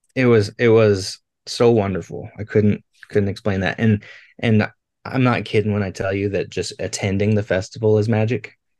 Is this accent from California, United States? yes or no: no; Billings, Montana, United States; growing up in Billings, it was it is the festival to go to in the summertime